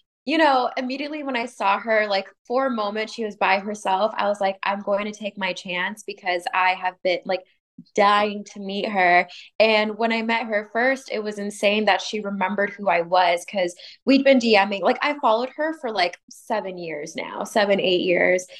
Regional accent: Sacramento, California, United States; moved away as an adult; now in Los Angeles, United States; I'm from Sacramento. So before I moved down

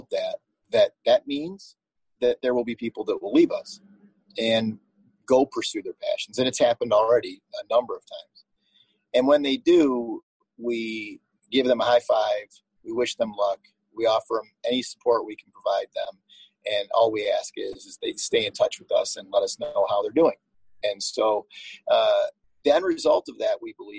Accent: Detroit, Michigan, United States; my home community, my hometown

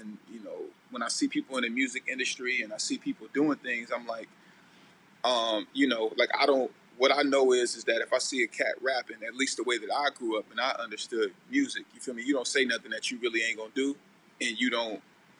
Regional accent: Vallejo, California, United States; the V sick. Super sick. I mean, I love my hometown, man, but, you know, like I said, you know, it goes down. So, like, I'm from the Crest

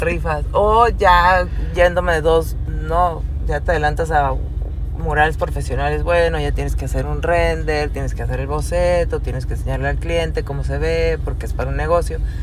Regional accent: Mexicali, Baja California, Mexico; also born or lived in Tijuana; soy de Mexicali, ...nací en DF

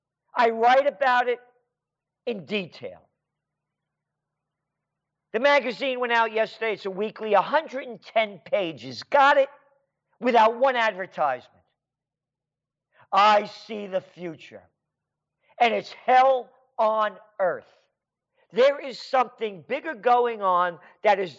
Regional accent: New York City, New York, United States; When I was a little kid, I was born in the Bronx. Hone Avenue. Allerton Avenue and Boston Post Road.

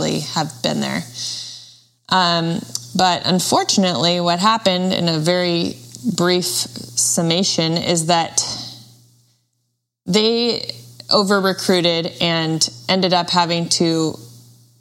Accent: Washington, United States; I was born and raised in Washington State

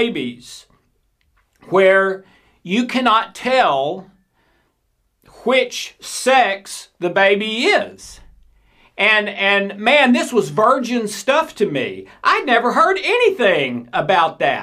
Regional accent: the South, United States; I'm from the South in the United States

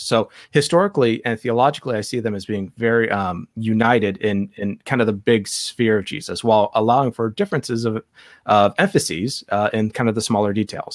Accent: Ireland; I'm not Jewish, I'm Irish

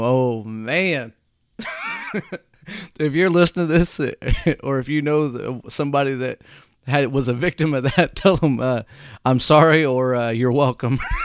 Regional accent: Whitehall, United States; Whitehall, my hometown

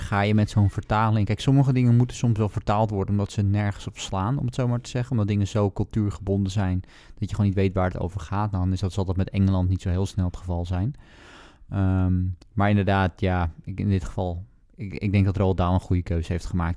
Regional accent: Netherlands; als Nederlander

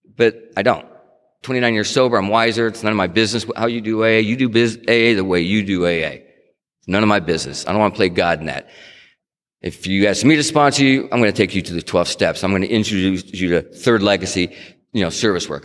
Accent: Stockton, California, United States; moved away; also born or lived in Tucson, Arizona; I grew up in Stockton and I and then I, you know, I moved to Tucson.

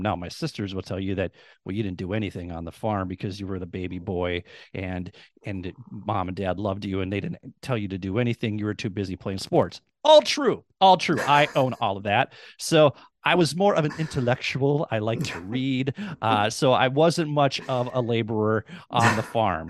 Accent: Minnesota, United States; moved away as an adult; also born or lived in Duluth, Minnesota / Rochester, Minnesota; I'm born and raised in Minnesota. I've spent the first 44 years of my life in Minnesota.

